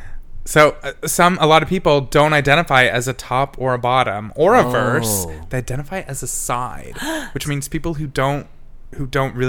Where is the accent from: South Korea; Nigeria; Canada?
Canada; I'm from Canada.